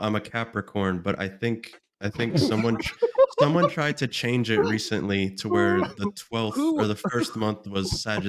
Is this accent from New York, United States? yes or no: no; Mesa, Arizona, United States; I grew up in Mesa, Arizona. It's a city outside of Phoenix